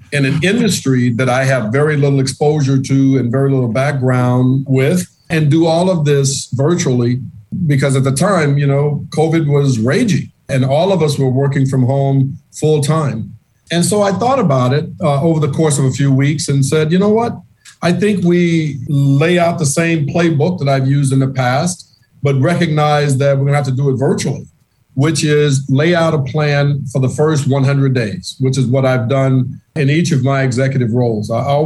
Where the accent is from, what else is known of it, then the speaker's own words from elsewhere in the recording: the South, United States; In my book, I much prefer face-to-face meetings, being the Southerner that I am.